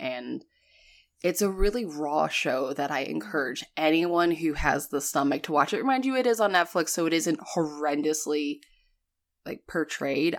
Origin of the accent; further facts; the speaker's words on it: New England, United States; moved away; growing up in New England